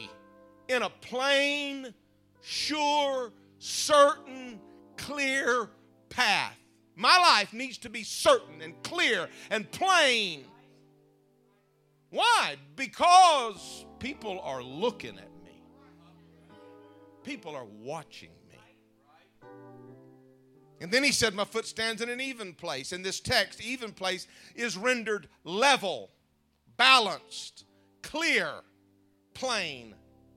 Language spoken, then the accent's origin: English; United States; moved away; also born or lived in Mississippi; I'm from Louisiana and Mississippi